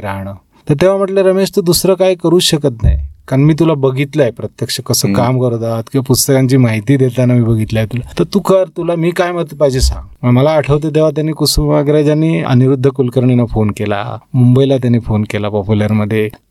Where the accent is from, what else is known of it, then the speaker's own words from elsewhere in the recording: Parule, Maharashtra, India; moved away; कोकणात सिंधुदुर्गमध्ये परुळे गाव